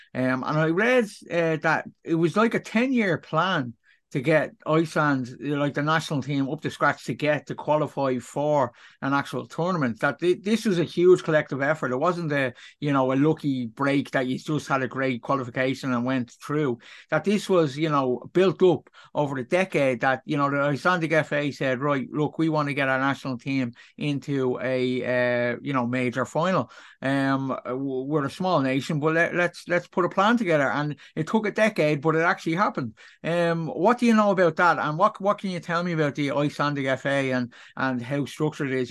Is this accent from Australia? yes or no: no; Ireland; Me being an Irishman